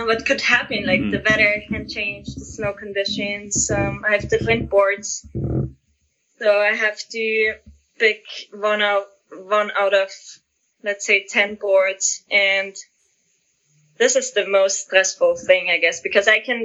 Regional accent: Austria; I'm from Austria.

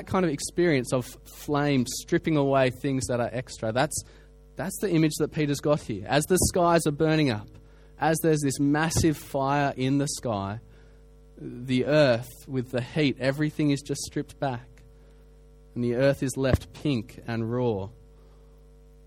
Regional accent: Australia; I come from Australia. We have bushfires every summer

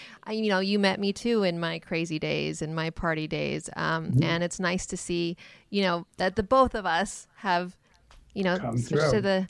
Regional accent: the Bay Area, California, United States; I'm from the Bay Area.

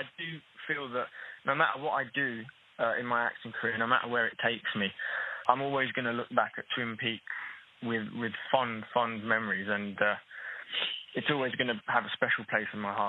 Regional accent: Newham, London, United Kingdom; whereas I grew up in Newham in East London and lost my Cockney accent

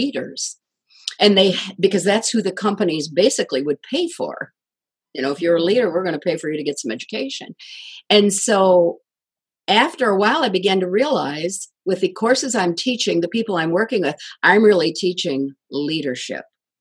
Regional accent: Kalamazoo, Michigan, United States; my hometown, Kalamazoo, Michigan

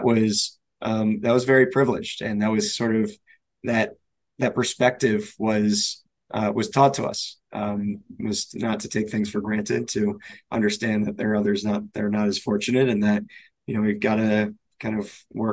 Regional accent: Pikesville, Maryland, United States; I grew up in Baltimore, just outside of Baltimore in a suburb called Pikesville

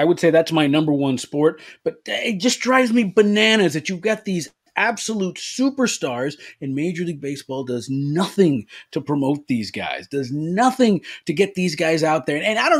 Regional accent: Los Angeles, California, United States; Yeah, listen, first of all, I'm originally from Los Angeles. I'm a big Dodger fan

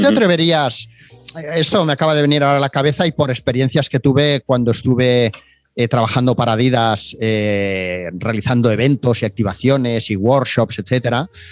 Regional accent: Barcelona, Catalonia, Spain; Siendo de aquí, ¿no? De pues, Barcelona yo.

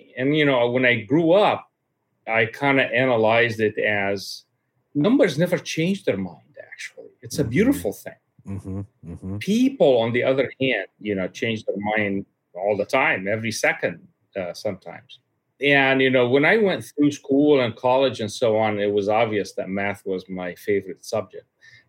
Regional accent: Cairo, Cairo Governorate, Egypt; My father was a high-level official in the Egyptian government for quite a long time. He actually ran the health department for the country

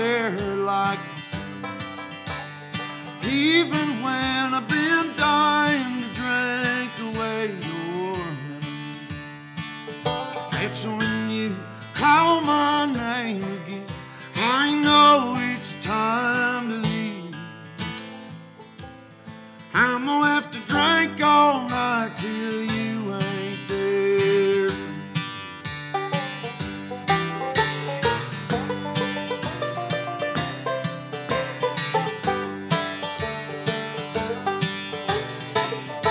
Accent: Nashville, Tennessee, United States; I was born and raised here in Music City

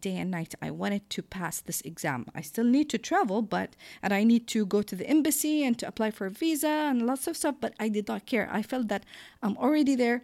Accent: Jordan; born or raised there; English is a second language; moved away as an adult

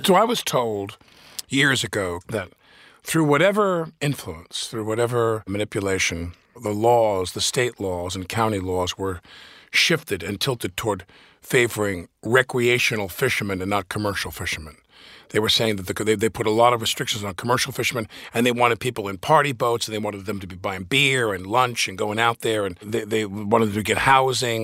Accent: Massapequa, New York, United States; I grew up with Pat in Nassau Shores of Massapequa

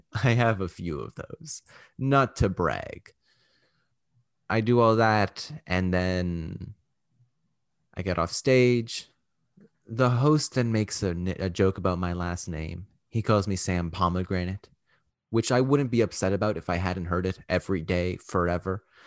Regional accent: Canada; I'm Canadian

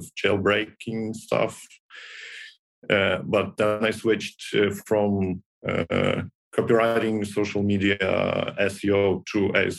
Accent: Ukraine; I came here from my hometown in Ukraine

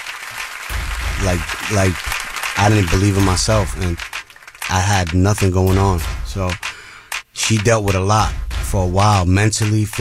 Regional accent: New York City, New York, United States; moved away as an adult; now in Florida, United States; where I'm from, where I grew up in the Bronx

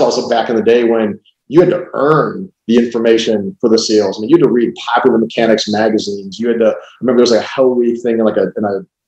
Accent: Cleveland, Ohio, United States; So when I was 12, growing up in Cleveland, Ohio, my dad, my brother, we always went to the Cleveland Air Show.

